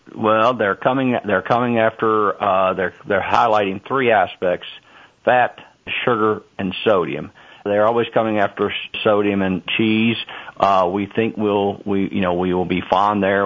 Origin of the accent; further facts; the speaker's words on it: Kentucky, United States; as a kid growing up in Kentucky milking cows uh, 60 years ago